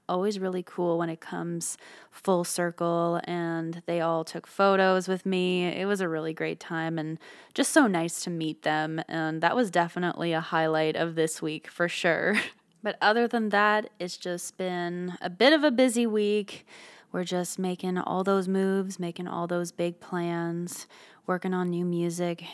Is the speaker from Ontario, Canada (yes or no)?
yes; Ottawa, Ontario, Canada; moved away; I was from Ottawa, Canada